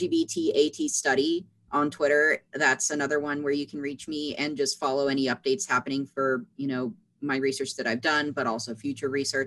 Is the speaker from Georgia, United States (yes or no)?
no; West Virginia, United States; accent: West Virginian; I can go in my West Virginian accent here. I grew up in West Virginia.